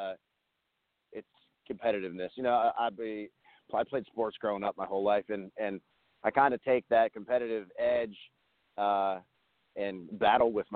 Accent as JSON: {"language": "English", "town": "Crescent", "region": "Pennsylvania", "country": "United States", "tie": "born or raised there", "moved": "yes", "said": "I picked up a full-time job in my hometown of Crescent, Pennsylvania"}